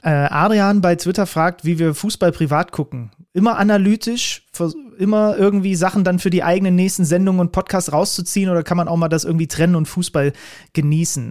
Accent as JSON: {"language": "German", "town": "Reinsdorf", "region": "Saxony", "country": "Germany", "tie": "born or raised there", "said": "da wo ich herkomme. Ich komme aus dem Dorf Reinsdorf."}